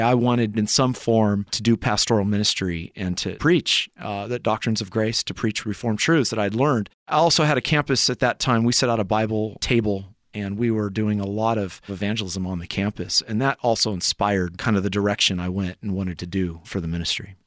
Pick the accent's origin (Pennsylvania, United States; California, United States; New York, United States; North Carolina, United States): California, United States; Lemoore; moved away as an adult; also born or lived in Humboldt State University, California / Lynden, Washington; now in Escondido, United States; I grew up in small Central Valley, California town of Lemoore